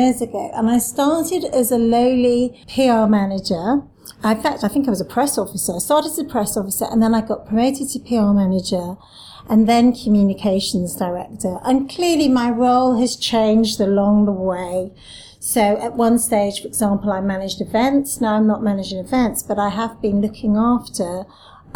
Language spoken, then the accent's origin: English; Cardiff, Wales, United Kingdom; moved away as an adult; also born or lived in Syracuse, New York; now in London, United Kingdom; I'm from Cardiff, so I am actually from Wales